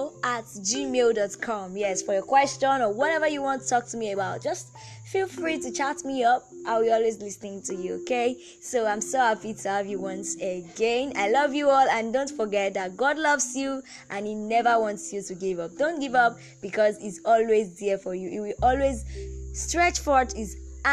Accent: Nigeria; Note that that number is a Nigerian number. I'm a Nigerian.

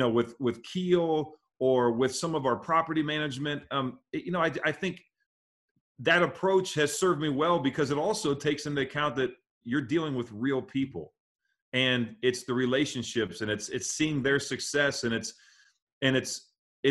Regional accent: Midwest, United States; I'm a kid growing up in the Midwest

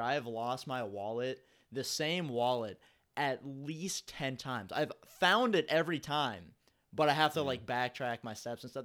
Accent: Cincinnati, Ohio, United States; I'm from Cincinnati. I'm from the east side of Cincinnati

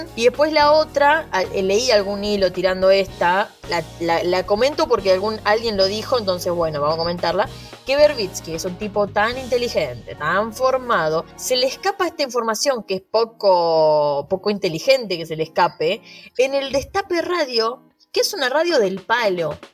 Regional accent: Argentina; now in Spain

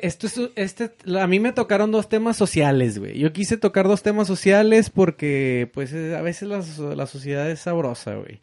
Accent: Mexico; Yo soy mexicano.

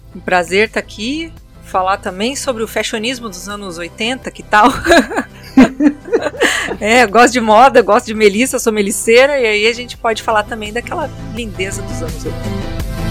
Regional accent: Santa Maria, Rio Grande do Sul, Brazil; sou de Santa Maria, no Rio Grande do Sul

